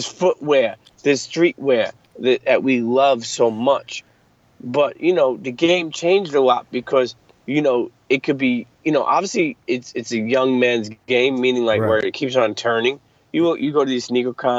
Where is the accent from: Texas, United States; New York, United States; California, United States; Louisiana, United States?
New York, United States; New York City; moved away as an adult; now in New Jersey, United States; I grew up in Brooklyn all my life. I live in Jersey now